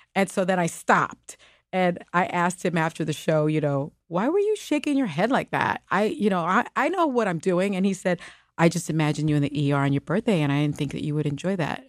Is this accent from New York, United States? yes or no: yes; New York City, New York, United States; first language Spanish; English is a second language; I was born in the Bronx, projects and raised in the South Bronx projects